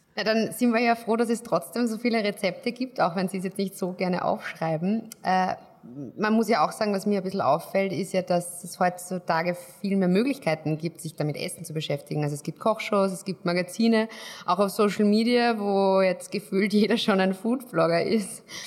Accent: Austria; als Österreicher

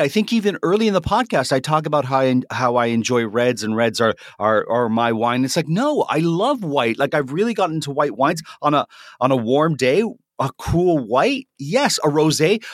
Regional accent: Canada; I'm a Canadian

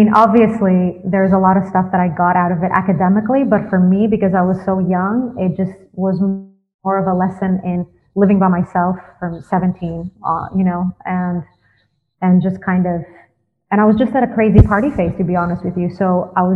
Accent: Athens, Attica, Greece; moved away as an adult; also born or lived in London, United Kingdom; now in California, United States; I grew up in Greece. I was born and raised in Athens

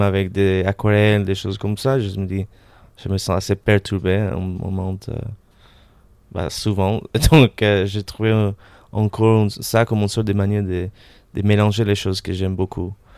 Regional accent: Caracas, Capital District, Venezuela; French is a second language; moved away as an adult; also born or lived in Montreal, Canada / London, United Kingdom / United States; now in Paris, France; je suis né à Montréal, d'un père polonais, une mère argentine. Et tout de suite, on a déménagé à Venezuela, à Caracas, où j'ai passé euh, euh toutes mes années scolaires jusqu'à 18 ans

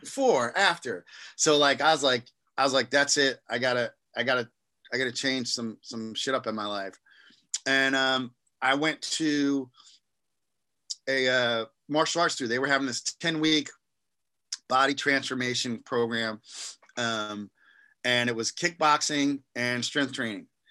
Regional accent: East Coast, United States; I'm from the East Coast

